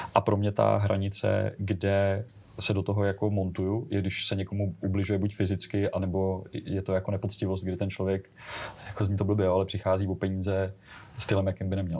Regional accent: Czechia; my jako Češi

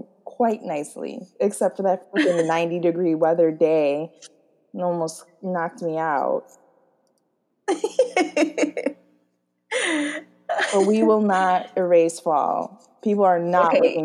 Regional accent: United States; we're American

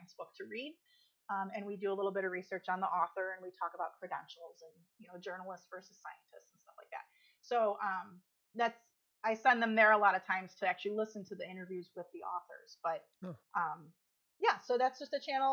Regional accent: Midwest, United States; I'm born and raised in the Midwest

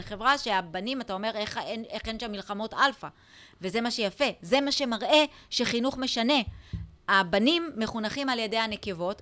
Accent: Israel; אצלנו בישראל

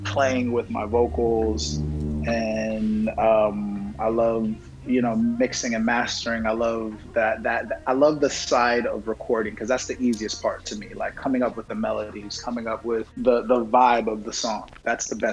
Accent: New York City, New York, United States; also born or lived in Brooklyn / Nigeria / Texas; I'm from Brooklyn, born and raised in Jamaica, Queens

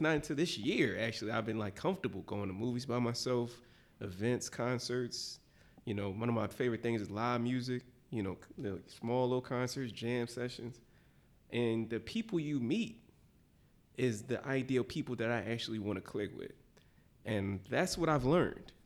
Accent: Philadelphia, Pennsylvania, United States; I'm from the bottom, West Philly.

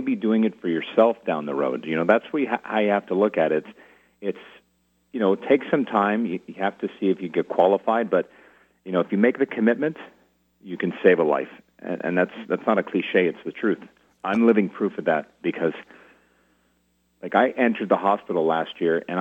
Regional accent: Montreal, Quebec, Canada; moved away as an adult; now in Ottawa, Canada; So I'm a native Montrealer. I've called Ottawa home for 22 years, but I grew up in Montreal

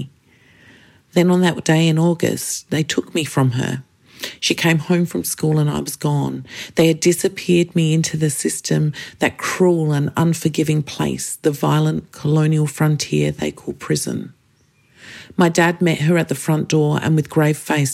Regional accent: Kaurna Yerta, South Australia, Australia; I am a Gunditjmara woman born and raised on Kaurna Yirrkal

